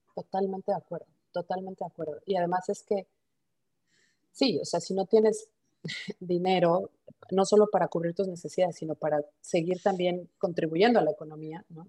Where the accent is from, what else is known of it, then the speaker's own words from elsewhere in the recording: Mexico; moved away as an adult; also born or lived in Mulhouse, France; somos mexicanos, aunque yo, soy la única que está fuera de México